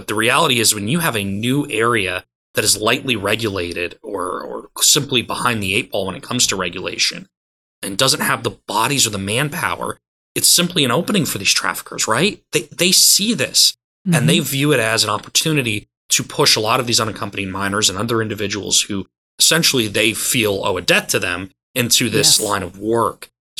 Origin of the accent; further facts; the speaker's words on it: Georgia, United States; my home state of Georgia